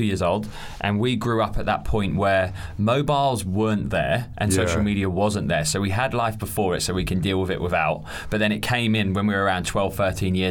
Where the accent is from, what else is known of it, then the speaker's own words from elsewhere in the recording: Norfolk, East of England, United Kingdom; we are Norfolk boys. Norfolk.